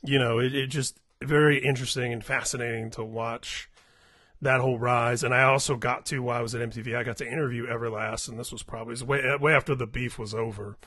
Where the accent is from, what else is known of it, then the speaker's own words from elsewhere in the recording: Indianapolis, Indiana, United States; Indianapolis, where I grew up